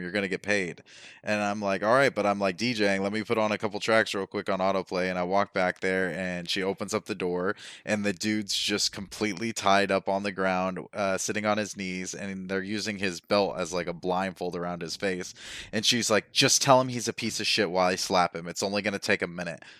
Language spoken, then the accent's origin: English; Las Vegas, Nevada, United States; moved away; I'm from Vegas